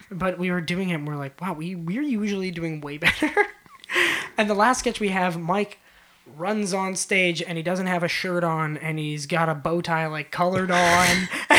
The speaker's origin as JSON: {"language": "English", "town": "Winnipeg", "region": "Manitoba", "country": "Canada", "said": "We're from Winnipeg."}